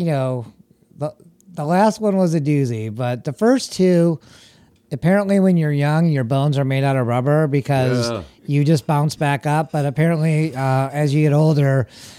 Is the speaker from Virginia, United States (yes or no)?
no; Oakland County, Michigan, United States; also born or lived in Detroit, Michigan; I was raised most of my life in Oakland County